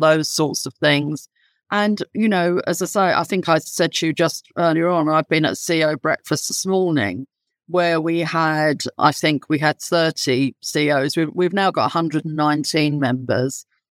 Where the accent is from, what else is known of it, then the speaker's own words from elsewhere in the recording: London, United Kingdom; accent: London; my accent would indicate I'm very, very much London born and bred.